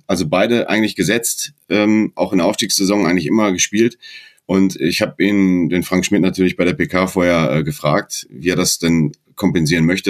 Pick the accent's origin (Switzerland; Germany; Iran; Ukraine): Germany; Dortmund, North Rhine-Westphalia; now in Baden-Württemberg, Germany; ich bin kein Schwabe, ich bin gebürtiger Dortmunder